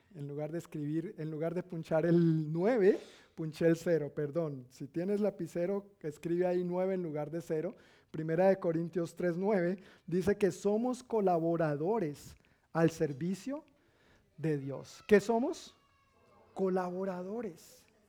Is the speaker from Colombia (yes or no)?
yes; Colombia; decimos en Colombia.